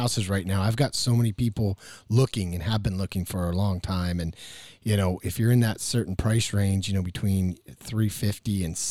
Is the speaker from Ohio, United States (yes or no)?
no; Mesa, Colorado, United States; No, I grew up in Mesa.